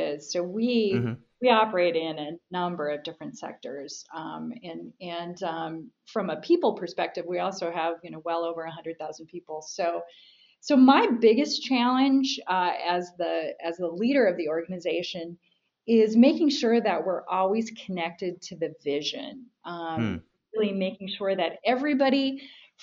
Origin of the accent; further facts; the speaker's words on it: Minnesota, United States; I grew up in Minnesota